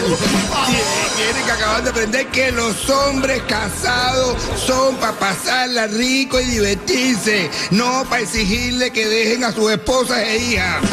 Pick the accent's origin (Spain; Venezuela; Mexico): Venezuela; moved away; Yo soy venezolano, yo soy venezolano